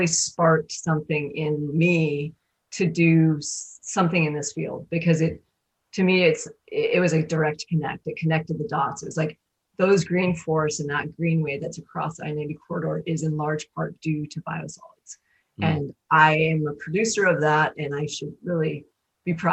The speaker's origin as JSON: {"language": "English", "region": "Montana", "country": "United States", "tie": "born or raised there", "also_born_or_lived": "Seattle", "moved": "yes", "lives_now": "Pacific Northwest, United States", "said": "I grew up in Montana and moved out to Seattle."}